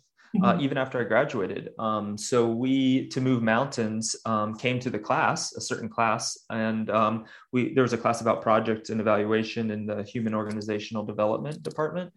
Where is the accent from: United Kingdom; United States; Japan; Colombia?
United States; moved away as an adult; also born or lived in Sudan; I left the US almost soon after I finished college. So I realized after I got back that I haven't really lived in my home country as an adult